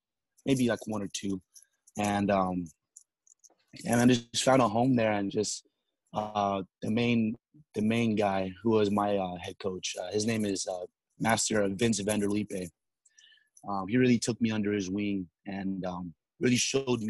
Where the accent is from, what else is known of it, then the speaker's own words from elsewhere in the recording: Salinas, California, United States; moved away; one of the local promoters in my hometown, Salinas